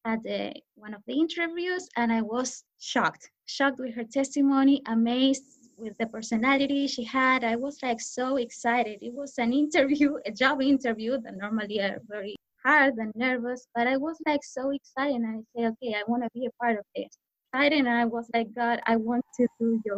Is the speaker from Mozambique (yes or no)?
no; Argentina; moved away as an adult; I'm from Argentina